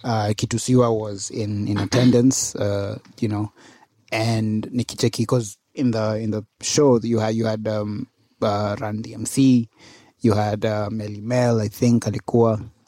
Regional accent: Kenya; As a Kenyan artist, if you know, as a Kenyan mainstream artist

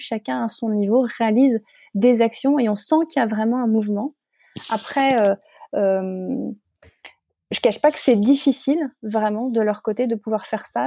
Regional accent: Paris, Île-de-France, France; je suis parisienne j'ai toujours vécu à Paris

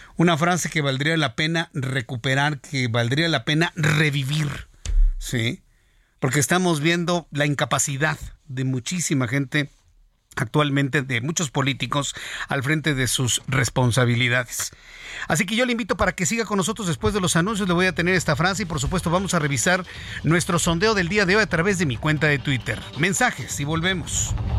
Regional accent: Mexico

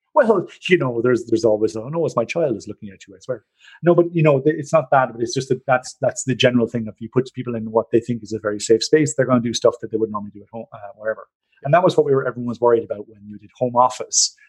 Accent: Ireland; now in Norway; I know I'm Irish

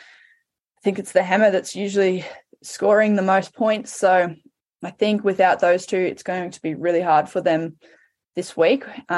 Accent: Queensland, Australia; as a Queenslander

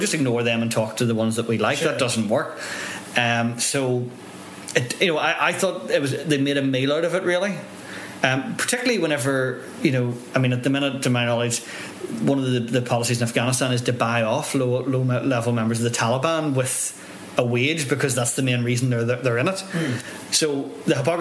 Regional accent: Northern Ireland, United Kingdom

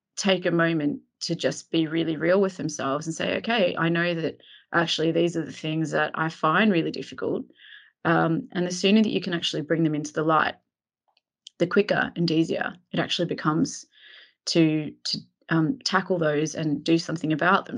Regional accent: Melbourne, Victoria, Australia; moved away as an adult; now in London, United Kingdom; I'm originally from Melbourne, Australia. I grew up there and lived some of my early adult life there

